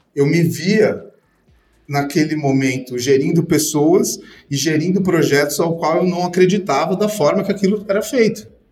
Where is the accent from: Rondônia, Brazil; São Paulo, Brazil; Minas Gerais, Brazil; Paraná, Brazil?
São Paulo, Brazil; aqui em São Paulo, sou de São Paulo